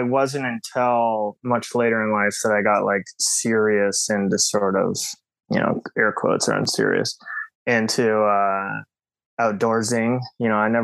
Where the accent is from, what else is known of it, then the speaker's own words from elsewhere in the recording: Portland, Oregon, United States; moved away as an adult; also born or lived in Seattle, Washington; now in New York, United States; born and raised in Portland, Oregon. And then my family moved up to Seattle, Washington, and I went to high school there.